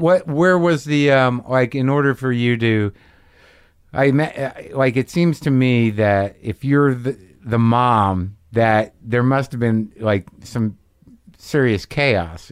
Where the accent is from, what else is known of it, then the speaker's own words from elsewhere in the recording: Morris County, New Jersey, United States; I'm from New Jersey